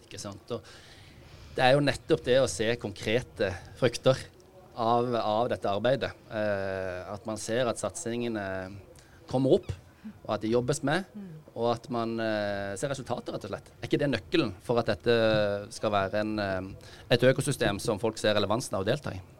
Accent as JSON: {"language": "Norwegian", "town": "Kristiansand", "region": "Agder", "country": "Norway", "tie": "born or raised there", "also_born_or_lived": "Oslo", "moved": "as an adult", "said": "Jeg er født og oppvokst i, i Kristiansand"}